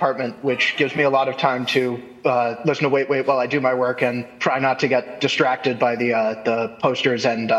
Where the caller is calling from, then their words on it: Woburn, Massachusetts, United States; I'm calling from Woburn, Massachusetts.